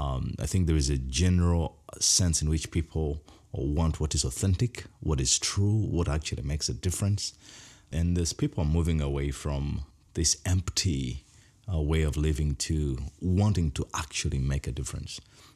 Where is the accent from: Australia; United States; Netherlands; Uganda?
Uganda; I come from the Bagisa tribe, and across Uganda, we are known for shoulder dancing.